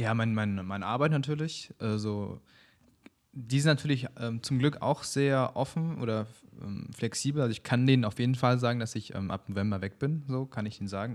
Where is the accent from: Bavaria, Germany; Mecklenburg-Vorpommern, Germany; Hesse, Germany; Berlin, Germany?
Berlin, Germany; ich bin in Berlin geboren, aber meine Eltern kommen aus der Mongolei